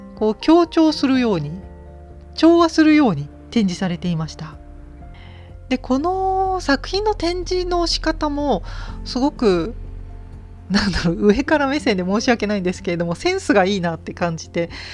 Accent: Gifu, Japan; 私の地元の美術館岐阜県美術館

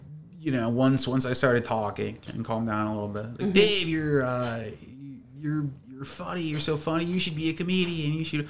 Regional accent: Dayton, Ohio, United States; also born or lived in Toledo, Ohio / Portugal; I grew up in Dayton, Ohio, which is about an hour north of Cincinnati.

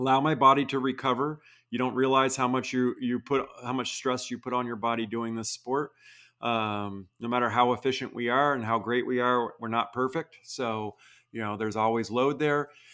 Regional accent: Vermont, United States; now in Utah, United States; I grew up in Vermont.

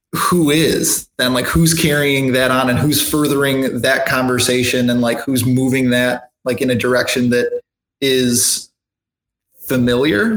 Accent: Michigan, United States; moved away as an adult; now in South Carolina, United States; I'm from Michigan originally.

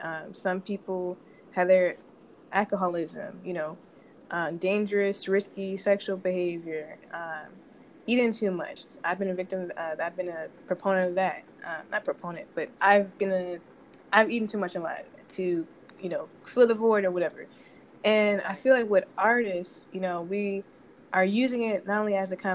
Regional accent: Arlington, Texas, United States; moved away as an adult; also born or lived in St. Louis, Missouri; now in Los Angeles, United States; I'm originally from Arlington, Texas, which some would say Dallas. I've been here 1 year in LA. I'm a transplant.

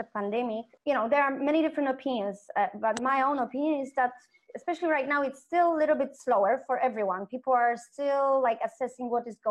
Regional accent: Kraków, Lesser Poland, Poland; moved away as an adult; now in Mexico; I'm from Kraków, in the south part of Poland, second biggest city

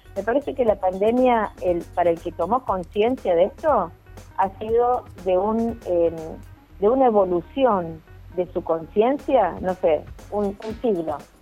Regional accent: Córdoba, Argentina; also born or lived in Buenos Aires, Argentina; me volví a Córdoba, porque yo soy cordobesa

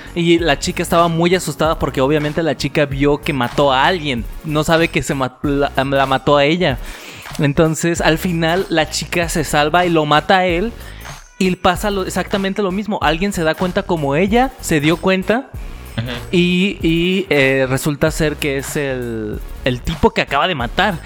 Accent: Mexico; somos mexicanos

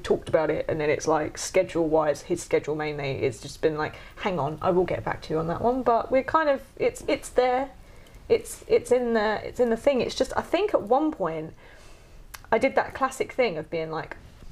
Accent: United Kingdom; also born or lived in New Zealand; We're so British

